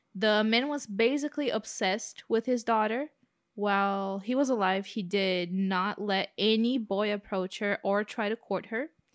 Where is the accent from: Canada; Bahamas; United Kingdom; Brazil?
Brazil; accent: Brazilian; my Brazilian accent